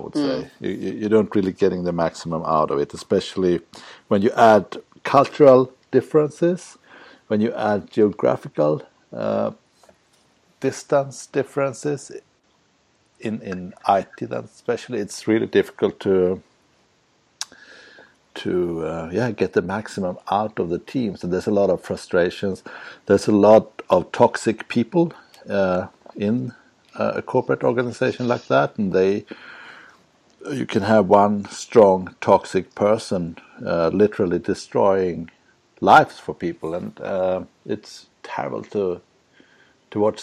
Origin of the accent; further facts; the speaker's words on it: Sweden; moved away as an adult; also born or lived in Luxembourg / Prague; I'm from Sweden.